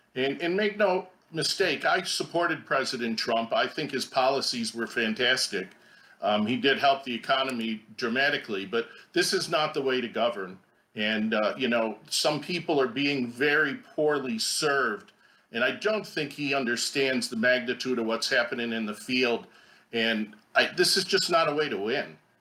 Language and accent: English; Buffalo, New York, United States; now in Nevada, United States; I'm from Buffalo